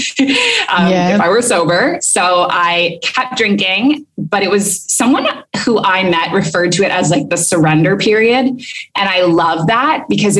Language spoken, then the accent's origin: English; Canada; moved away as an adult; also born or lived in Kuwait / Abu Dhabi; now in Bali, Indonesia; So I'm Canadian originally. I've lived abroad for a long time, for the past 7